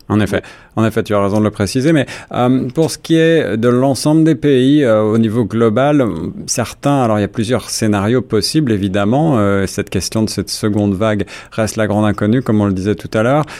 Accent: Canada; chez nous au Canada

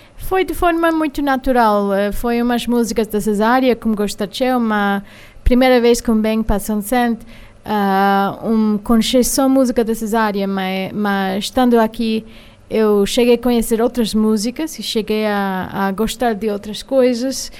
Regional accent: New York, United States; Portuguese is a second language; also born or lived in Salvador, Bahia, Brazil; eu sou de origem indiana, eu sou nascida em Nova York, eu sou americana

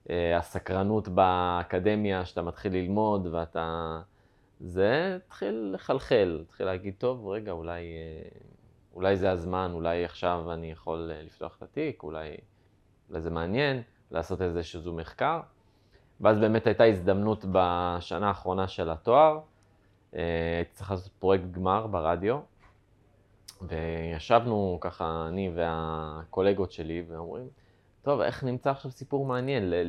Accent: Kiryat Ono, Central District, Israel; now in Sderot, Israel; אונו. עברתי לשדרות.

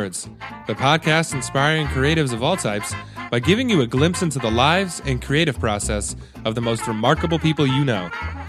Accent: Connecticut, United States; So I used to actually, being from Connecticut, we used to go up there a lot when I was a kid.

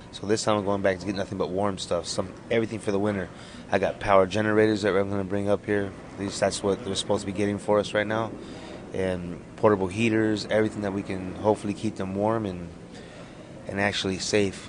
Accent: Arapaho Nation, Wind River, Wyoming, United States; now in Los Angeles, United States; from Arapahoe Nation, Wind River

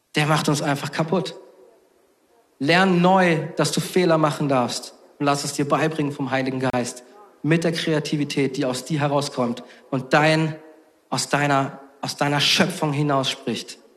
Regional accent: Southern Germany, Germany; ich komme aus Süddeutschland

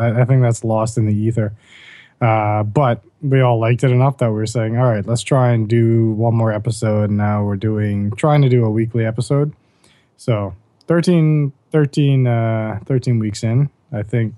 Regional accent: Bahamas; growing up in the Bahamas. We went to the same high school together

